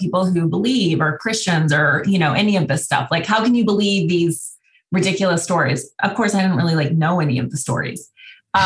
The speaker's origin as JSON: {"language": "English", "region": "Montana", "country": "United States", "tie": "born or raised there", "said": "I grew up in Montana."}